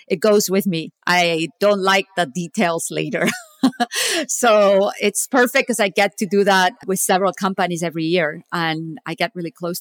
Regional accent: Barcelona, Catalonia, Spain; moved away as an adult; also born or lived in Stanford, California / Silicon Valley; now in United States; I'm actually originally from Barcelona, Spain. I came to the US in 1995.

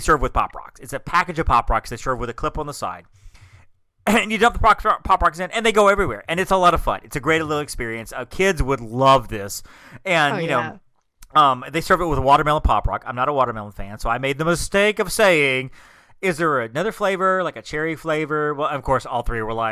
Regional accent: Alabama, United States; I'm from Alabama.

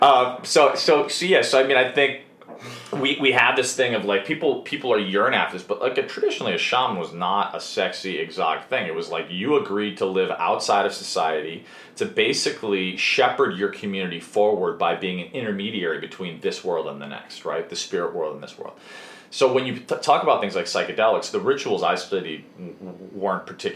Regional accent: Chicago, Illinois, United States; where I grew up in Chicago

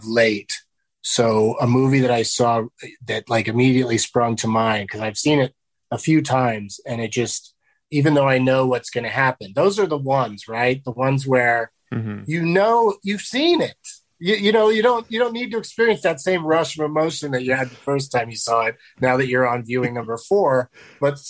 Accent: San Diego, California, United States; Middle class, Southern California, San Diego

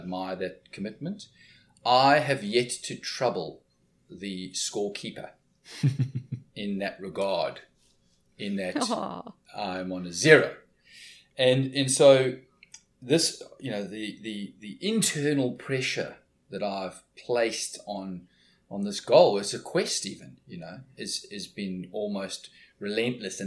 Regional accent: East London, Eastern Cape, South Africa; I was in a place called Port Elizabeth, which is 300 odd kilometers to the west of my hometown, East London.

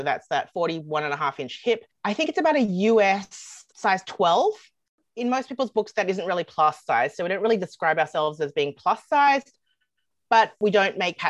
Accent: Australia; moved away as an adult; also born or lived in United States; now in Canada; Well, I'm originally from Australia, but I've lived in Canada for quite some time now. I've lived in Canada since 2007, and then before that, I was 2 years in the USA.

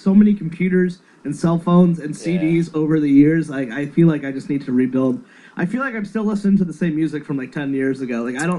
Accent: Connecticut, United States; born or raised there

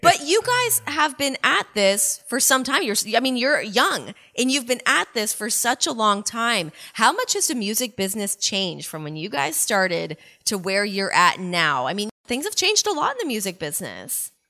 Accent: Canada; growing up in Canada

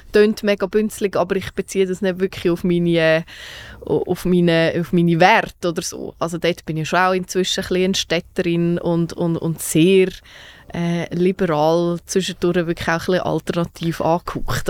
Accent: Zug, Switzerland; ich ja wirklich eine stolze Zuckerin bin

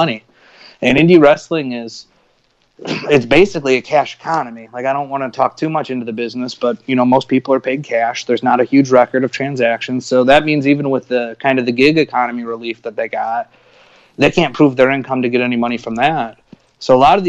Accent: South Bend, Indiana, United States; moved away; I'm from Northern Indiana originally, just outside of Chicago, South Bend, home of Notre Dame and the Fighting Irish

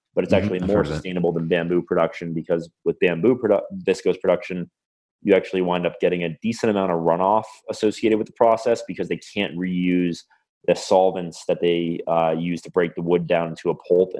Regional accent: United States; I'm an American

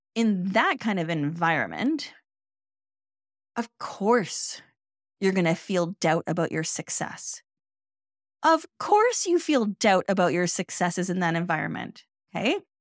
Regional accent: Canada; I'm Canadian

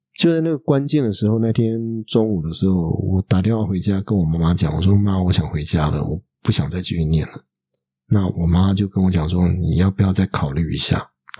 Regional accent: Taiwan; moved away as an adult; also born or lived in Paris, France / Strasbourg, France; 我是台湾的律师

